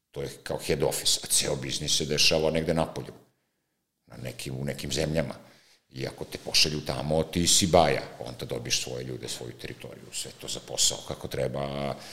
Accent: Serbia; govorim kao Srbi

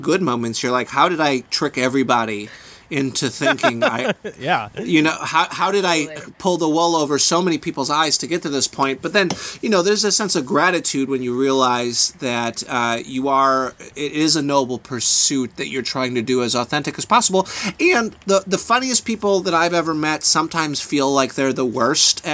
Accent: Illinois, United States; I grew up in Illinois and far enough out of the city where we still had like a little bit of country upbringing

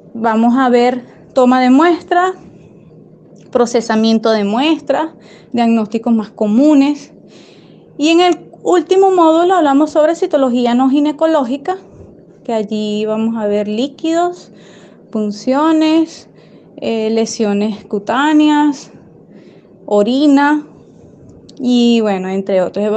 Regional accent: Venezuela; soy venezolana, Vivo en Venezuela

